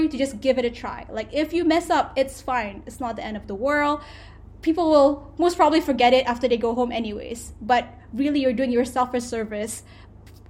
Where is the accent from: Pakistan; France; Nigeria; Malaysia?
Malaysia; Selangor; moved away as an adult; also born or lived in Kuala Terengganu, Malaysia / London, United Kingdom / Philadelphia, United States; I went to a boarding school in Kuala Terengganu, and I'm originally from Selangor